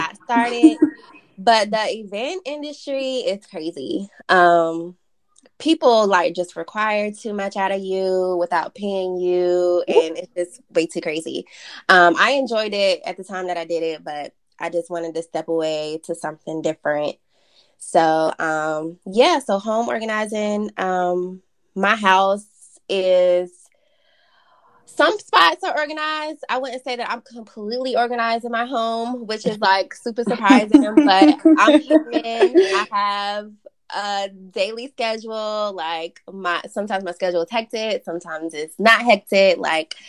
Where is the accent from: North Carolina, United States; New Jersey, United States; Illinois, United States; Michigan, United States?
North Carolina, United States; I am a North Carolinian. I was raised in North Carolina. Now living in Charlotte